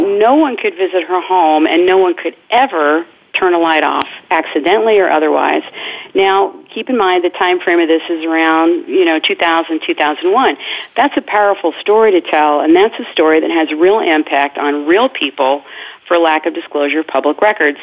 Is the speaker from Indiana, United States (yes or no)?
yes; Indiana, United States; in Indiana, in my home state